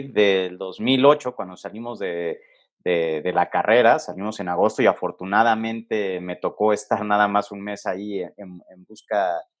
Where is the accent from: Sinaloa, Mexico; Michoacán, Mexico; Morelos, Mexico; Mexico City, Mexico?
Mexico City, Mexico; born there; Pues mira, fíjate que soy un chavo ya no tan chavo, nacido aquí en la Ciudad de México, ¿no? Este, ya con 33 años de, edad, nacido por ahí del 87.